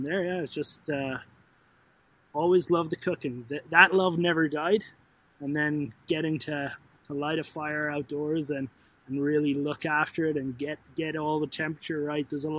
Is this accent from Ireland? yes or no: yes; Ireland; moved away as an adult; now in Canada; I was born and raised in Canada, or in Ireland, have moved to Canada at 24, have been here now for 13 years